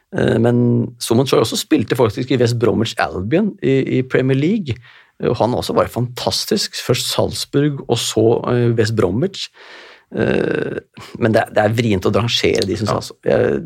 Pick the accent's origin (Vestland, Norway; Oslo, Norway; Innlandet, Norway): Oslo, Norway; Jeg er fra Kjelsås